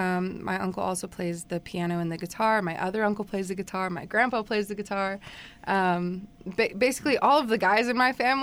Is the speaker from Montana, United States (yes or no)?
no; Garden Valley, Idaho, United States; I am originally from Garden Valley, Idaho.